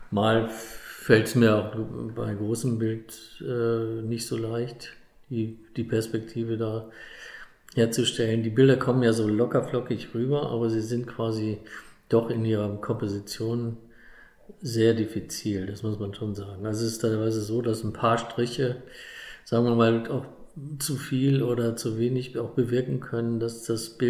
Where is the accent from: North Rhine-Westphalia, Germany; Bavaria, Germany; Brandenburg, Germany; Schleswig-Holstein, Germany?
Bavaria, Germany; wenn man als Bayer da oben landet, ist es äh, erstmal im Urlaub.